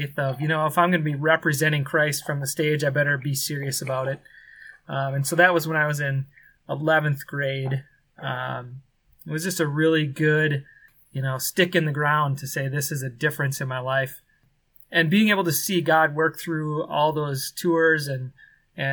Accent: Minnesota, United States; moved away as an adult; now in Kenya; I grew up in Minnesota, born and raised

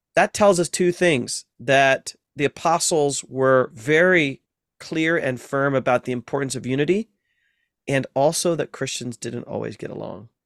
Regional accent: Ohio, United States; moved away; also born or lived in Massachusetts; in the Midwest, I'm from Ohio

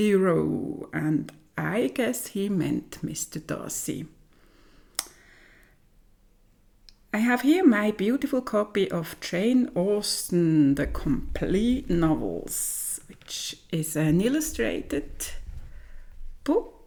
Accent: German-speaking part of Switzerland, German-speaking Switzerland, Switzerland; I come from the German-speaking part of Switzerland

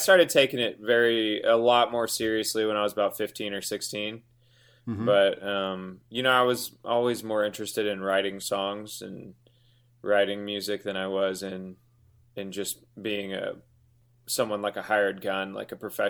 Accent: Houston, Texas, United States; now in Los Angeles, United States; in Houston, going to high school or middle school in Houston

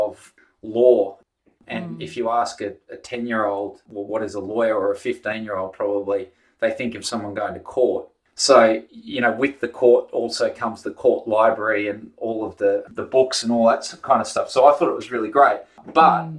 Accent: Brisbane, Queensland, Australia; I grew up in Brisbane

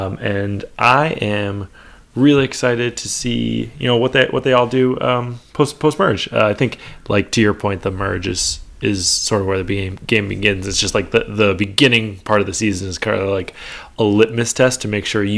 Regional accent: New York, United States; I'm from New York, so I can spot this stuff.

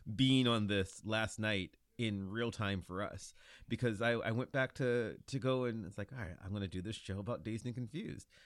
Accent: Lorain, Ohio, United States; I grew up in Lorain, Ohio, which is thirty minutes from Cleveland

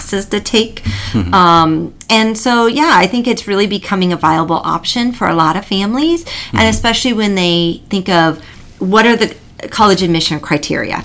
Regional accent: Iowa, United States; moved away as an adult; now in Florida, United States; I'm originally from Iowa

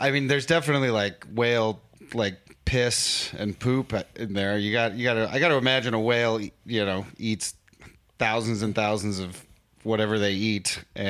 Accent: San Diego, California, United States; also born or lived in Los Angeles, California / Mexico; now in New York, United States; I come from San Diego, California

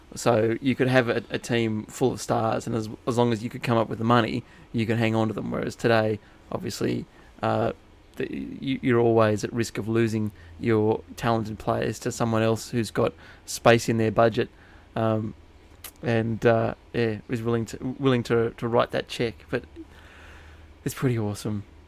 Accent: New England, New South Wales, Australia; I grew up in New England, New South Wales

